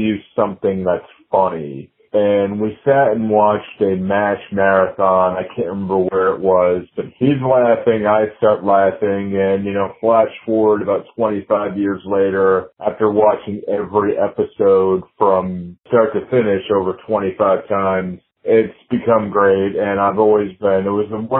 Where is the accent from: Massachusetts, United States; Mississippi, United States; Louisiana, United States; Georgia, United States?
Massachusetts, United States; Fall River; I'm from Fall River, Massachusetts